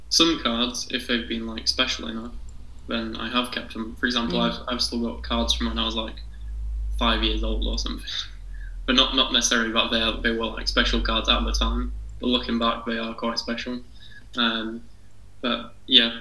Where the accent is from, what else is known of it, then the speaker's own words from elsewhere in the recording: Harrogate, Yorkshire and the Humber, United Kingdom; I'm from Harrogate